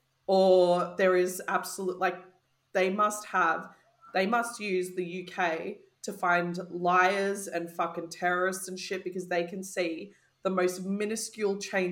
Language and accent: English; Australia; as an Australian